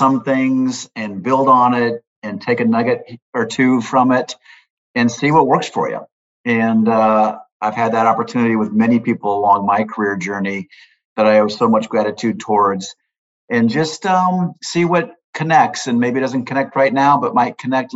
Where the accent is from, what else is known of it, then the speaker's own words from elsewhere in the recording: Omaha, Nebraska, United States; I'm a kid from Omaha, Nebraska. That's where I grew up